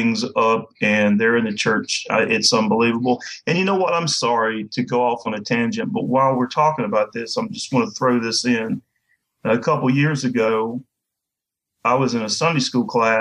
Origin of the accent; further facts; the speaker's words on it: the American South, United States; I'm a Southerner